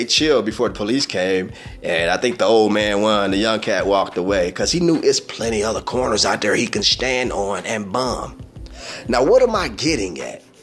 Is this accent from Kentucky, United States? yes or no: no; Peoria, Illinois, United States; I hail from Peoria, Illinois. All right, proud of it, born and raised. I'm a native.